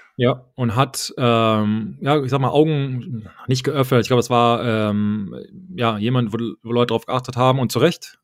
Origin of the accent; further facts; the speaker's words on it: Germany; moved away; ich habe mich nie gefühlt, irgendwie als Deutscher gefühlt